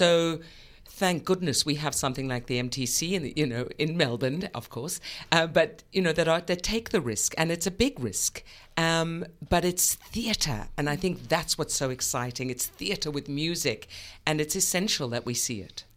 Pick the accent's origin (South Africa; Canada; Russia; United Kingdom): South Africa; also born or lived in New York; now in Australia; I come from South Africa, which is a very, was a very oppressive regime.